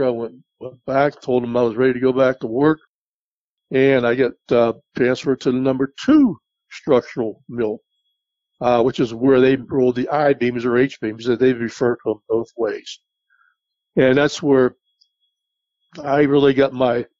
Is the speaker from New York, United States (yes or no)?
no; West Mifflin, Pennsylvania, United States; moved away as an adult; also born or lived in Florida; I grew up basically in the West Mifflin area